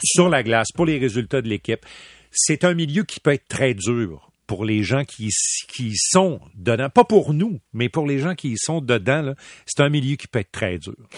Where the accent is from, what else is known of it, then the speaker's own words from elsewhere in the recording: Quebec City, Quebec, Canada; j'ai grandi à Québec